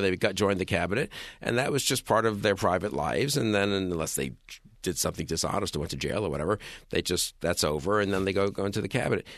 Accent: New York City, New York, United States; I'm a New Yorker

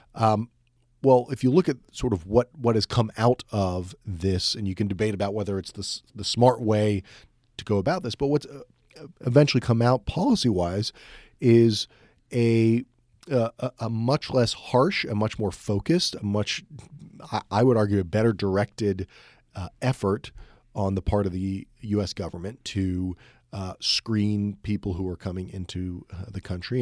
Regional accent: United States

